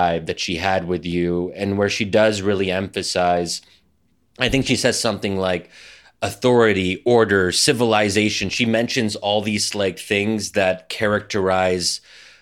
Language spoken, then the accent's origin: English; Philadelphia, Pennsylvania, United States; Philly, you know, my hometown